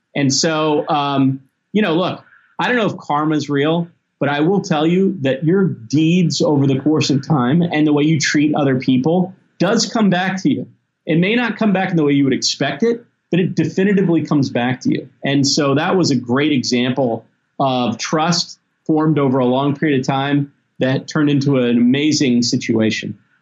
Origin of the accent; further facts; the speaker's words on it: Tennessee and Mississippi, the South, United States; also born or lived in Memphis, Tennessee; I grew up in Tennessee and Mississippi